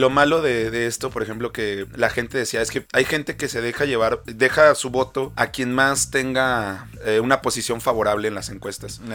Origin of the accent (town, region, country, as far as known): Mexico